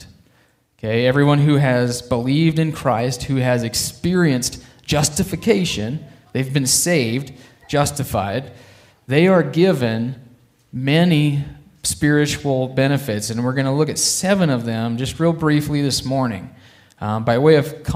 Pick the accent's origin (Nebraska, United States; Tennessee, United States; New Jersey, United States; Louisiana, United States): Nebraska, United States; Alliance; I grew up in Alliance, Nebraska